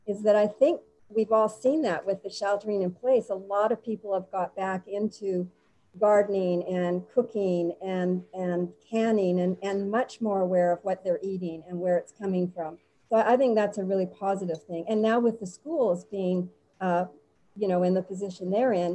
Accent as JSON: {"language": "English", "town": "Winnipeg", "region": "Manitoba", "country": "Canada", "tie": "born or raised there", "moved": "as an adult", "said": "I'm from Winnipeg, Canada"}